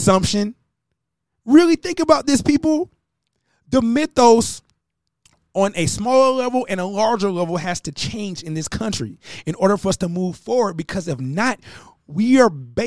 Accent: United States

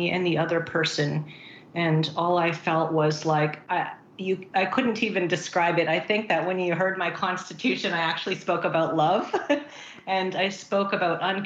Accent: Vancouver, British Columbia, Canada; also born or lived in Philippines; I was born in Philippines, and so I moved to Canada when I was about 7

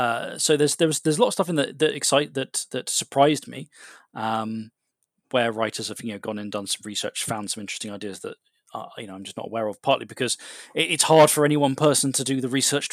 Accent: Thailand; born there; I was born in Thailand, so I tend to look out for whether games mention Thailand

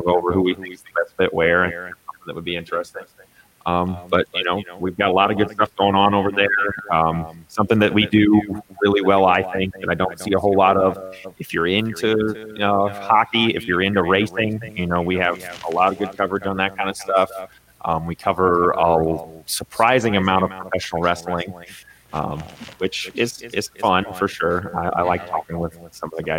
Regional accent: Indiana, United States; I'm from Indiana

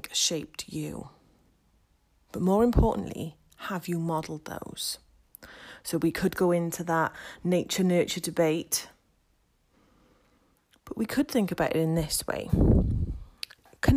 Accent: Wales, United Kingdom; I am from Wales

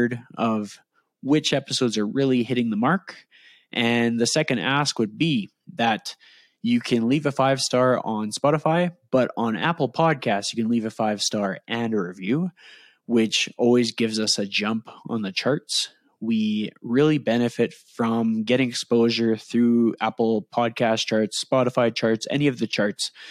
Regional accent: Edmonton, Alberta, Canada; accent: Canadian; my Canadian accent, I am from Edmonton, Alberta, Canada

